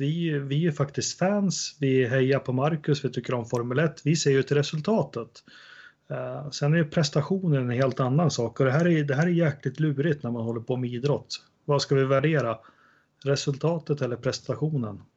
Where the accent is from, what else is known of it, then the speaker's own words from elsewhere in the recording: Sweden; jag som svensk